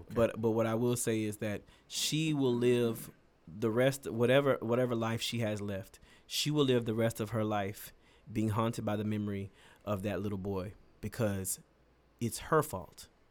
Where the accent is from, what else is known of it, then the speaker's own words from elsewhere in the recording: the South, near Houston, Texas, United States; a lot of the people where I'm from, you know, from the, from the South, you know, who are Houston adjacent, 'cause we're not from Houston